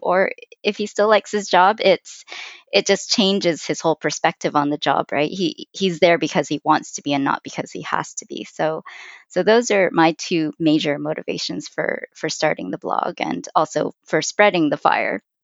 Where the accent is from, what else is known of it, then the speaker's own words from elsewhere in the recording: Vancouver, British Columbia, Canada; I, I was born and raised in Vancouver